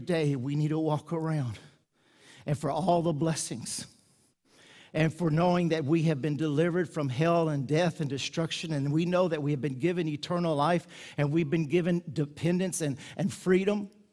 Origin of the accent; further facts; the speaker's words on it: United States; I'm American